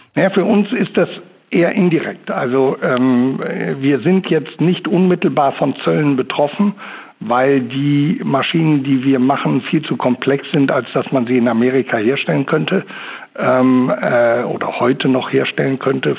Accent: Germany; bei uns in Deutschland

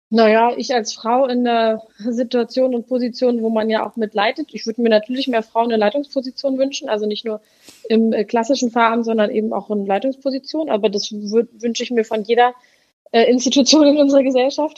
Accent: Berlin, Germany; ich komme aus Berlin, bin 33 Jahre alt und arbeite als Pfarrerin im Kirchenkreis Tempelhof-Schöneberg.

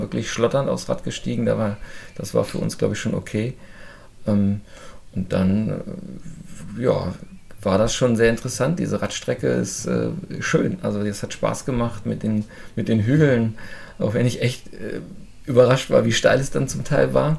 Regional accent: Burgdorf, Lower Saxony, Germany; Ich komme aus der Nähe von Hannover, aus Burgdorf

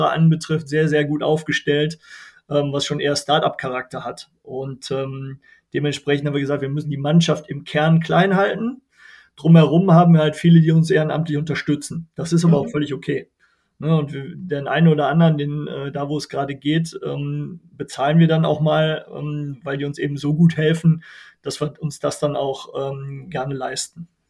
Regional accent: Wermelskirchen, North Rhine-Westphalia, Germany; Ich komme aus Wermelskirchen, mitten im Bergischen Land zwischen Köln, Wuppertal und Düsseldorf. Hier wohne ich mit meiner Familie.

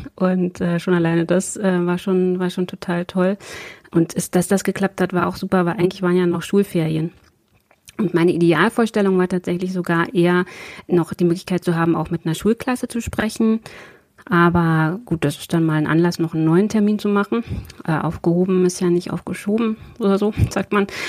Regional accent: Prignitz, Brandenburg, Germany; moved away as an adult; now in Braunschweig, Germany; ich bin anscheinend äh, im Moment die einzige waschechte Prignitzerin im Bundestag

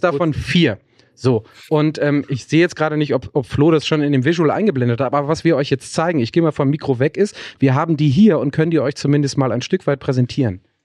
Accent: Ruhr area, North Rhine-Westphalia, Germany; bei uns im Ruhrgebiet sagt man ähm, Pinchen

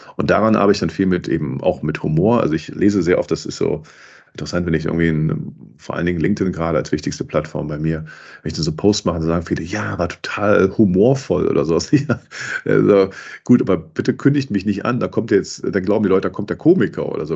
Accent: Cologne, North Rhine-Westphalia, Germany; ich bin Kölner

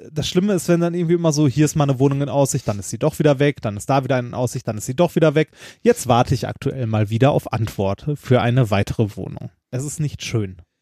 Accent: Gelsenkirchen, North Rhine-Westphalia, Germany; Ich komme auch aus Gelsenkirchen.

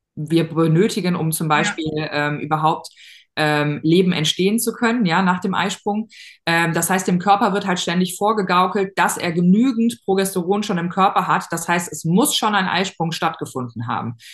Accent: near Cologne/Bonn, North Rhine-Westphalia, Germany; Ich komme aus der Nähe von äh, Köln, Bonn, da so die NRW-Ecke

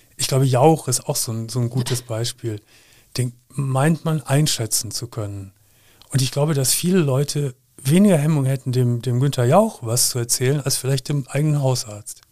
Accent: Gummersbach, North Rhine-Westphalia, Germany; moved away as an adult; now in Cologne, Germany; ich komm ja leider aus Gummersbach

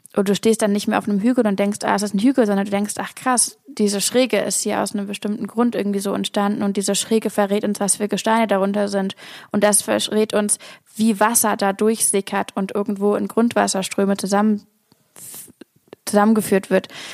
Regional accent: Hamburg, Germany; now in Berlin, Germany; Ich komme aus Hamburg

